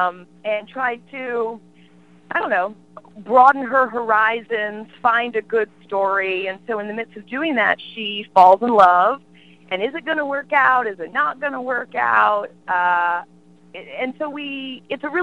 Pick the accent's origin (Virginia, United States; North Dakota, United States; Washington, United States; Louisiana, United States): Virginia, United States; Sterling; now in upstate New York, United States; when I was growing up in Northern Virginia, it was all farms.